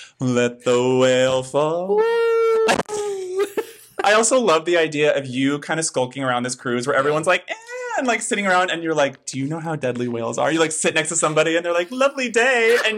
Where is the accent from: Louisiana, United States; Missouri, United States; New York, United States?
Missouri, United States; Branson; moved away; we grew up around Branson.